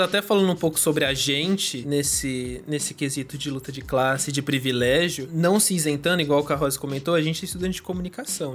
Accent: São Bernardo do Campo, São Paulo, Brazil; now in Santo André, Brazil; São Bernardo, eu nasci no Jardim Silvina, ali perto do Montanhão, perto do Golden

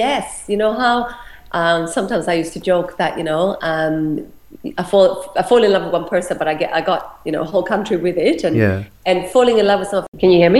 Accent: Australia; And this is what I struggled with as an Australian who is not like many others.

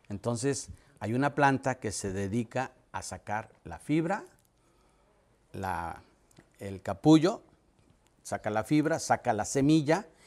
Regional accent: Reynosa, Tamaulipas, Mexico; accent: norteño; moved away as an adult; also born or lived in Mexico City; En Reynosa, Tamaulipas. En Reynosa. Nací a 400 metros del río Bravo, con la fortuna de nacer entre el río Bravo y el Suchate, entre el Golfo y el Pacífico.

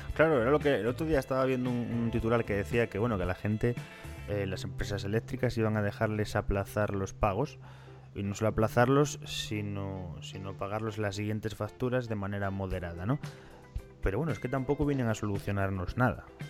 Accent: Ponferrada, Castile and León, Spain; nosotros que somos de Ponferrada

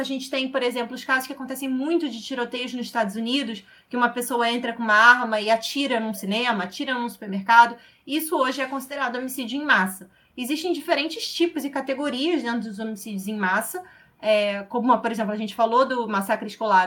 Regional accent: Rio de Janeiro, Brazil; sou aqui do Rio de Janeiro

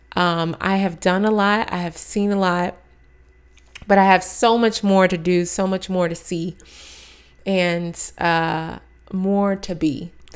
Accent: Maryland, United States; moved away as an adult; also born or lived in Texas / Atlanta, Georgia / New York City; I was born in Texas, raised in Maryland, went to school in Atlanta, Georgia

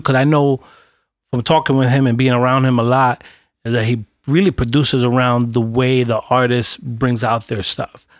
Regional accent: New York City, New York, United States; I'm a cat from Brooklyn

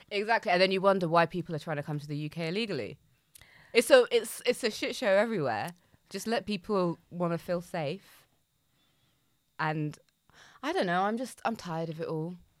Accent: United Kingdom; we as, as British citizens

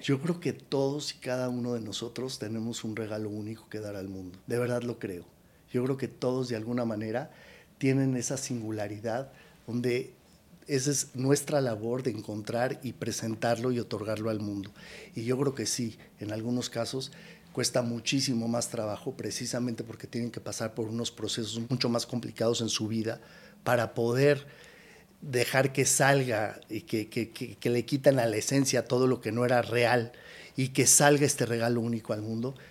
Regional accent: Mexico; moved away as an adult; also born or lived in United States; siendo un mexicano que vivió en Estados Unidos

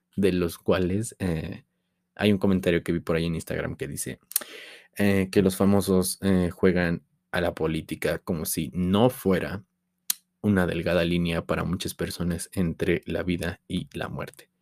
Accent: Tulancingo, Hidalgo, Mexico; de donde yo soy, Tulancingo Hidalgo

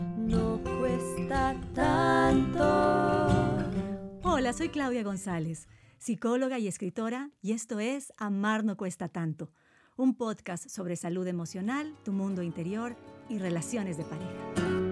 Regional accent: Cuenca, Azuay, Ecuador; Yo también soy cuencana

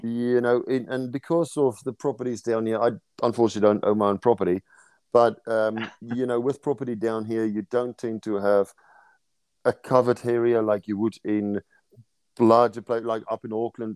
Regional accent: South Africa; moved away as an adult; now in New Zealand; growing up in South Africa

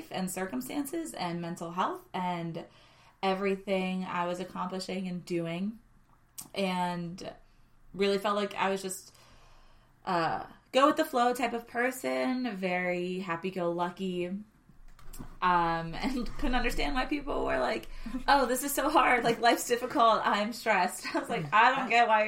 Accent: Pittsburgh, Pennsylvania, United States; I am born and raised in Pittsburgh

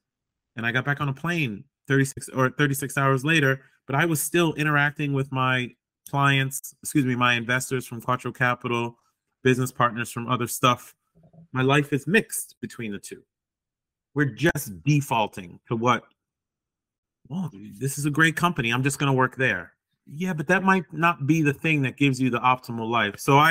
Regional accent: United States; moved away; also born or lived in Boston, Massachusetts / New York; I grew up in Boston and New York

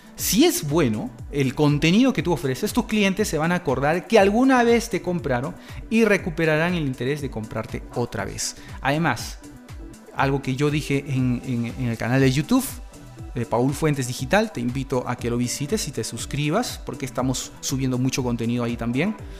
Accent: Peru; de mi país, de Perú

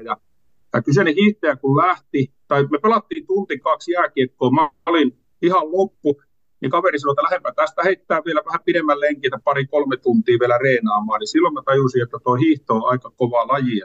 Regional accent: Kuopio, North Savo, Finland; mä Kuopiosta kotoisin

